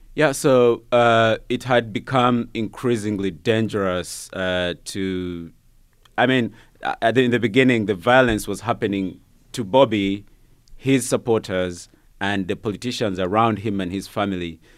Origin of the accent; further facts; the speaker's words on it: Uganda; moved away as an adult; now in United States; I was born and, and grew up in Uganda.